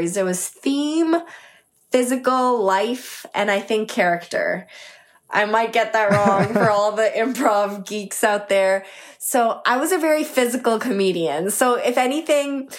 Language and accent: English; Toronto, Ontario, Canada; also born or lived in Markham, Ontario; I grew up in Scarborough, Ontario initially